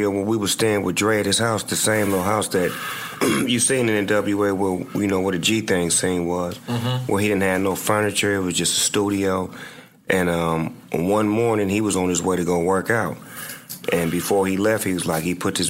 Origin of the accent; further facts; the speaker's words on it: Long Beach, California, United States; I'm from Long Beach